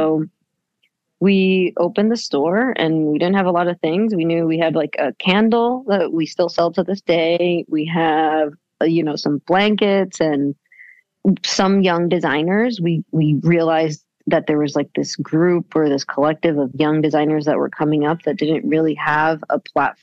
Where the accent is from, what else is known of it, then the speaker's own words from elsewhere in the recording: Venezuela; moved away as an adult; also born or lived in United States; now in New York, United States; I'm from Venezuela. I was born in the States. But then when I was six, we moved back to Venezuela